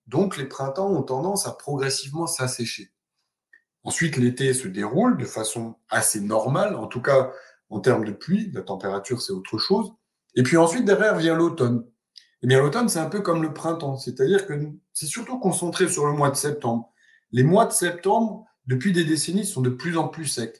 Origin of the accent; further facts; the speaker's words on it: Alsace, Grand Est, France; moved away as an adult; also born or lived in Marseille; J'ai commencé mes études à l'université de Strasbourg, puisque je suis né en Alsace